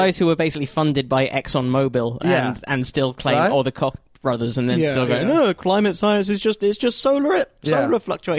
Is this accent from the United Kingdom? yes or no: yes; United Kingdom; in 1980, when I was born in Britain